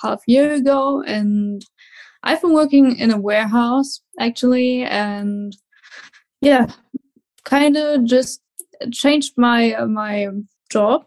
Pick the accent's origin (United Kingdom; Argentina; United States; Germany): Germany; English is a second language; I'm from Germany